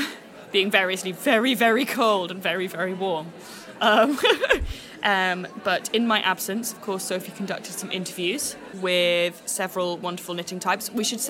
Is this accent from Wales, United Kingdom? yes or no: yes; Wales, United Kingdom; I grew up in Wales